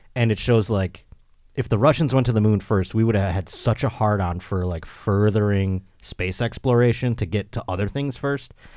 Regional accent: Buffalo, New York, United States; now in Southern California, United States; I will be in my hometown. at my home club where I was born. Helium Comedy Club in Buffalo, New York

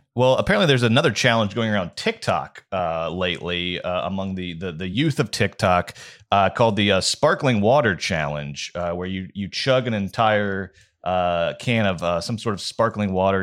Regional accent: Georgia, United States; moved away; my home state of Georgia

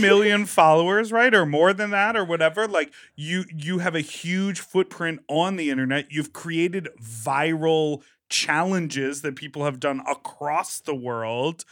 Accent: Midwest, United States; moved away; also born or lived in New York; I'm from the Midwest

